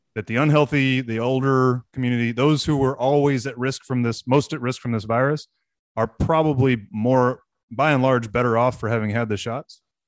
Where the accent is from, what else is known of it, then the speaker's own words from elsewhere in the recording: Texas, United States; as a Texan